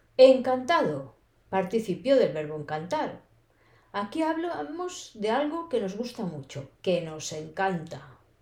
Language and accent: Spanish; Spain; accent: castellano (typical Spanish of Spain); first language Spanish; now in Barcelona, Spain; mi español es el típico de español, también llamado castellano